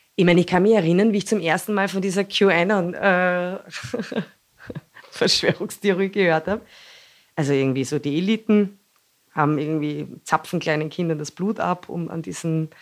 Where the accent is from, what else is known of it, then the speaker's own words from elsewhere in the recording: Austria; bei uns in Österreich